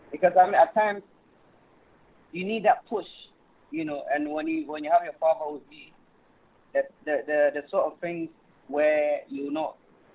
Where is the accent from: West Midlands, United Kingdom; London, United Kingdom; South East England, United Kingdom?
London, United Kingdom; also born or lived in Ghana; I came over around, I think, 7 or 8. And, I had all my education here.